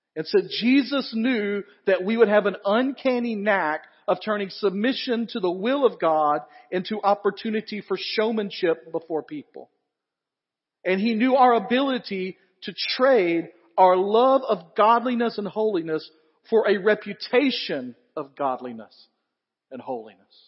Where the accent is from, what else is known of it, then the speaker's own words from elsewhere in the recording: the South, United States; He knows we're all from the South